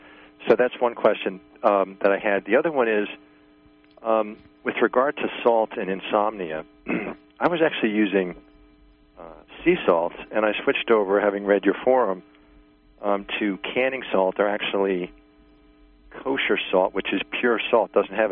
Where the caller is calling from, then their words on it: New York, United States; from New York.